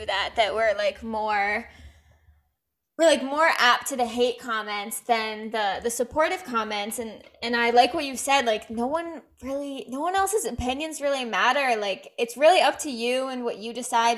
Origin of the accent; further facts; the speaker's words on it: Rhode Island, United States; moved away; I'm from Rhode Island